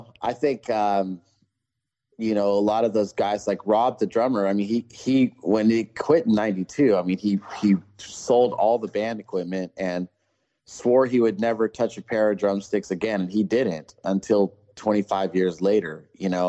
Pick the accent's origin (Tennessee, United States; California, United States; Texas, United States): California, United States; Ventura; I grew up in Southern California, Ventura to be exact